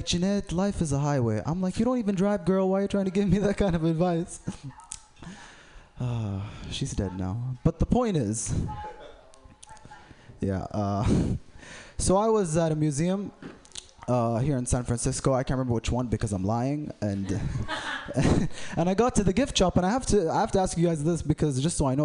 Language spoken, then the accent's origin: English; Saudi Arabia; I'm from Saudi Arabia.